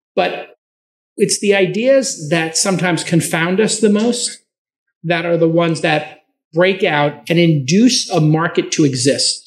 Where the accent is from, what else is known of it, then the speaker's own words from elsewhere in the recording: New York City, New York, United States; I'm from Brooklyn.